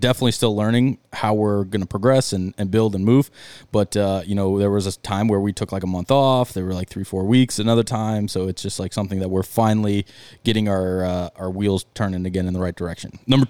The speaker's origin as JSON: {"language": "English", "region": "Arizona", "country": "United States", "said": "We're from Arizona, so we're kind of used to this."}